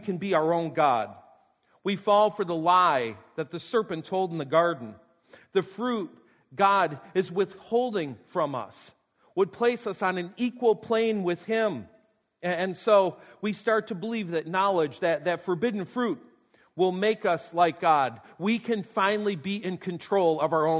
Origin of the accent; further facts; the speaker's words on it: North Tonawanda, New York, United States; my hometown North Tondawanda